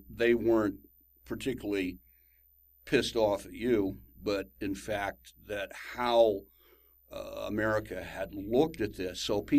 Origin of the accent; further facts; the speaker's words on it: United States; I'm an American